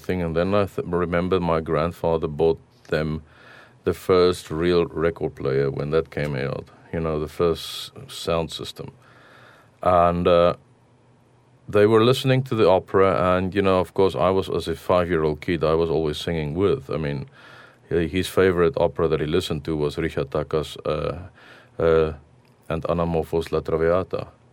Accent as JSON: {"language": "English", "country": "South Africa", "tie": "born or raised there", "moved": "yes"}